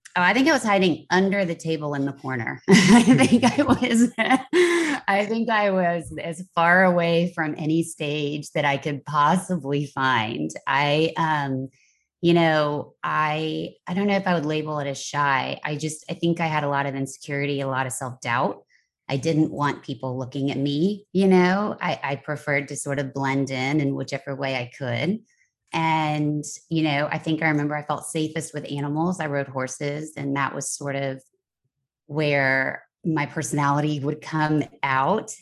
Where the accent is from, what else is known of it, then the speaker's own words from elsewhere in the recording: Texas, United States; moved away as an adult; also born or lived in Kentucky / Nashville, Tennessee / New York City / Los Angeles; I was born in Kentucky, raised in Texas, went to college in Nashville, Tennessee